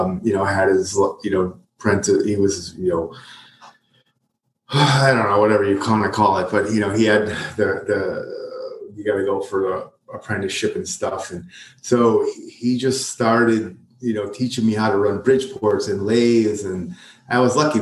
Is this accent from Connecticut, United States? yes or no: yes; Prospect, Connecticut, United States; I grew up in a little town called Prospect up in Connecticut. It's a suburb of Waterbury